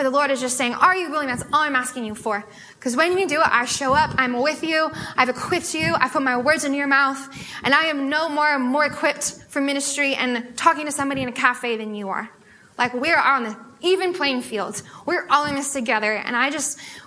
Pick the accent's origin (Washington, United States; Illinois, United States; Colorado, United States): Washington, United States; Sammamish; I'm from Sammamish, so I didn't have to go very far